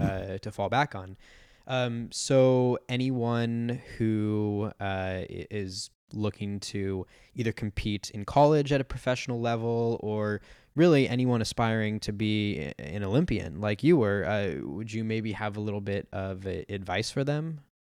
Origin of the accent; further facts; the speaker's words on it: San Diego, California, United States; I grew up in San Diego